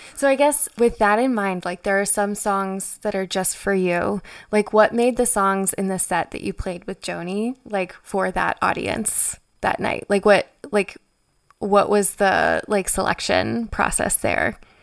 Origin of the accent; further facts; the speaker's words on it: Frederick, Maryland, United States; Frederick is my hometown